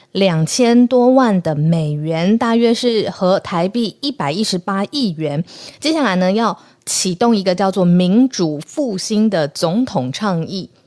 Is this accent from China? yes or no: no; Taiwan; 现在我们的邦交国是剩下十四个国家